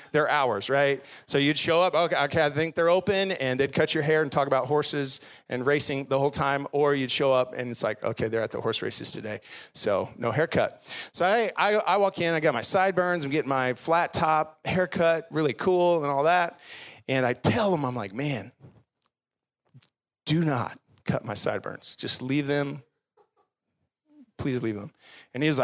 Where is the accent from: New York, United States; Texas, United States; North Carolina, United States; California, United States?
Texas, United States; Garland; I grew up in Garland, which is just down the road, went to Webb Middle School